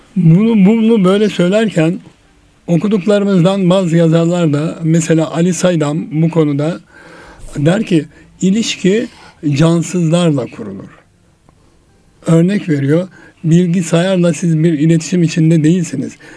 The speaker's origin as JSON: {"language": "Turkish", "region": "Erzurum", "country": "Turkey", "tie": "born or raised there", "moved": "yes", "said": "gençliğimizde rol modellerimiz vardı bizim Erzurum'da. Ben Erzurumluyum"}